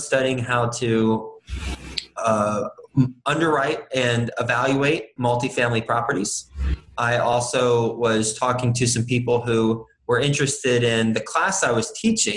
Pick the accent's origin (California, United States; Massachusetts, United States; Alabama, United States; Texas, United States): Texas, United States; moved away as an adult; also born or lived in New York City; I'm from Texas originally, went to Texas Tech University, graduated in 2005